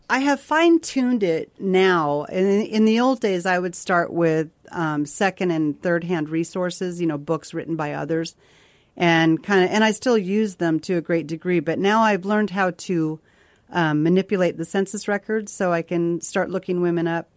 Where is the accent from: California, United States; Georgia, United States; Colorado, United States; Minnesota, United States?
Colorado, United States; Victor; my hometown of Victor, Colorado